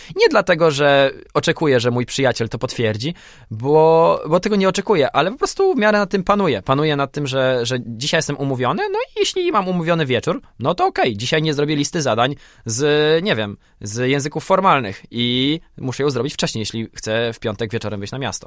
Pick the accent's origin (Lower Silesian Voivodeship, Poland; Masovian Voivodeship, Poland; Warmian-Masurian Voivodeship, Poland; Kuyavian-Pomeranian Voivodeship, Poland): Lower Silesian Voivodeship, Poland; Wrocław; w Polsce, we Wrocławiu, skąd pochodzę